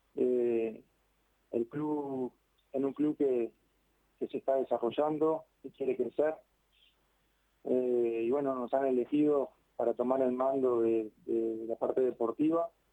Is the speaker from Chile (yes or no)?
no; Uruguay; moved away as an adult; now in Santa Fe, Argentina; El fútbol argentino en Uruguay lo vivimos mucho.